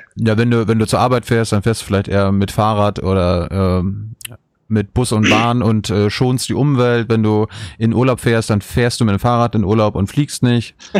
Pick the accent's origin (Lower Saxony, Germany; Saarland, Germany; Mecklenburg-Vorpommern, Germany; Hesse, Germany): Mecklenburg-Vorpommern, Germany; ich komme aus Mecklenburg-Vorpommern